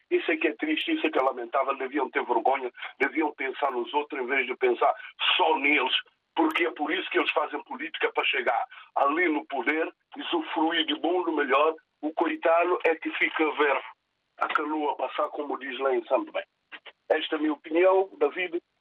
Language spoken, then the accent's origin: Portuguese; São Tomé, São Tomé & Príncipe; now in Portugal; eu sou sandomense, nasci em Sandomé